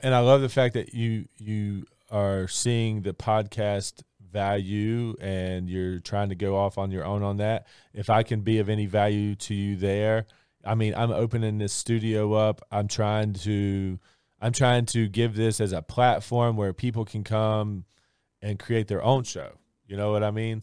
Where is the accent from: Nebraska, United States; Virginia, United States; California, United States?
Virginia, United States; Christiansburg; moved away as an adult; I love this area. I'm from this area. I grew up in Christiansburg